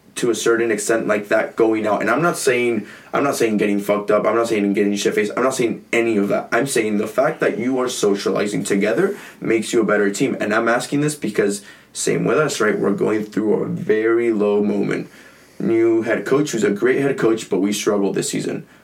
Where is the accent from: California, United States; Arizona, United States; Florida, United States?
California, United States; San Diego; also born or lived in Mexico; I was born and raised in California. I just like slept for a few years in Mexico, but crossed the border every single morning